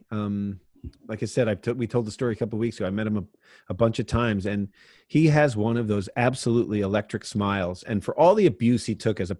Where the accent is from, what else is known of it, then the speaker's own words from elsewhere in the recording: United States; Because, you know, I'm an American. I played the game in America and abroad, actually.